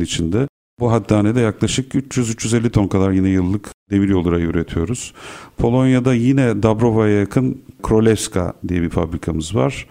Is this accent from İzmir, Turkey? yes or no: yes; İzmir, Turkey; moved away as an adult; now in Istanbul, Turkey; Burada İstanbul'da doğdum, Kadıköy'de, Bostancı'da. Ondan sonra İzmir'e gittik. Karşıyaka'da büyüdüm.